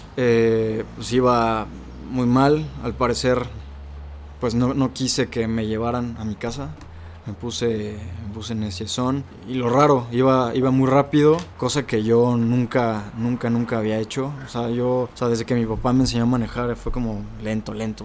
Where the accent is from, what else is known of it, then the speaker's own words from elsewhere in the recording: Salvatierra, Guanajuato, Mexico; Yo soy de Salvatierra, Guanajuato, el pueblo mágico, orgullosamente salvaterrense